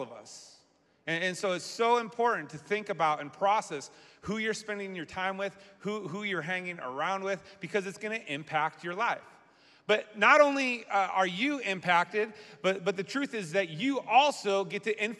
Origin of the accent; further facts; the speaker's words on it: Massachusetts, United States; now in Michigan, United States; I grew up in Massachusetts